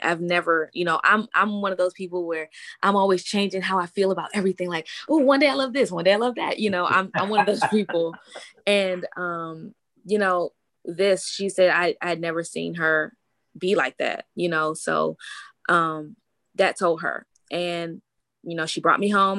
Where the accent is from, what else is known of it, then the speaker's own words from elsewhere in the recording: Washington, District of Columbia, United States; I'm from Washington, D.C.